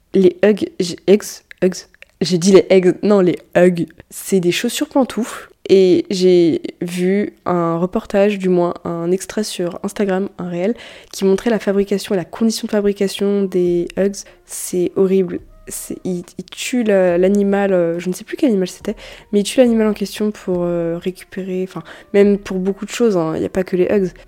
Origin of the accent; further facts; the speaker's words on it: France; On est français